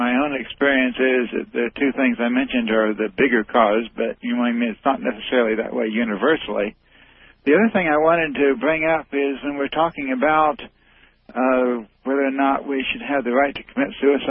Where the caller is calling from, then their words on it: Indiana, United States; I'm calling from Indiana.